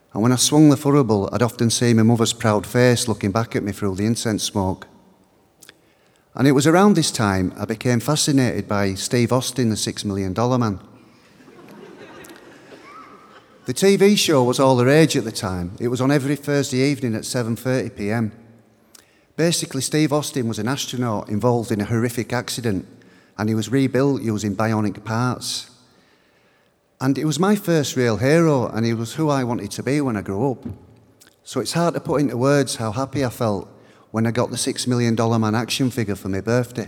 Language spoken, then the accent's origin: English; Bradford, Yorkshire and the Humber, United Kingdom; My parents are Irish, but I was born in Bradford in Yorkshire. Where I lived was quite working class